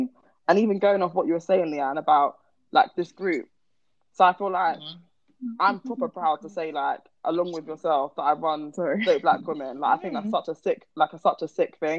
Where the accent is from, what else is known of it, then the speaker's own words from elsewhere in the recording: Croydon, London, United Kingdom; I'm from Croydon.